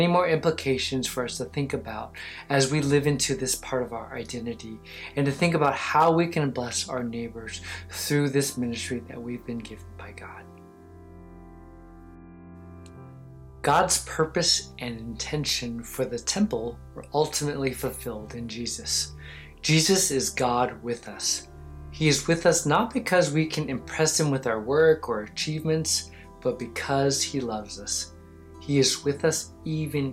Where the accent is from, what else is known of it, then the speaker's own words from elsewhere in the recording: Los Angeles, California, United States; moved away; I grew up in California in the LA area and spent half my lifetime there